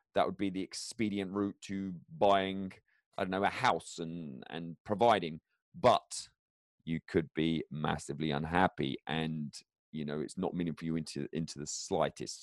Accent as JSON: {"language": "English", "region": "England", "country": "United Kingdom", "tie": "born or raised there", "moved": "yes", "said": "I go back to England to visit my hometown"}